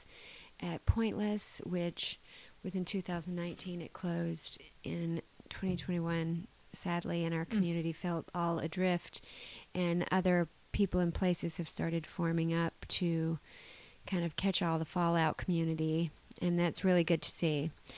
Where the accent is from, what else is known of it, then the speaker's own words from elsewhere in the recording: South Carolina, United States; accent: Southern; now in Ann Arbor, United States; I'm from South Carolina